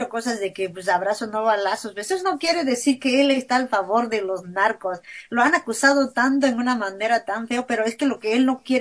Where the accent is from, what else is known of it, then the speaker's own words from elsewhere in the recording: Mexico; Porque me lastima ver mi pueblo. Yo soy una mexicana que se lastima.